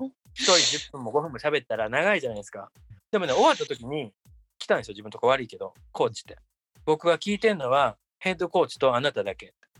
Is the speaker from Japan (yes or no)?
yes; Japan; moved away as an adult; now in United States; 自分がその30年、何年、その日本であの育てられてきたその自分のベースとなってるもの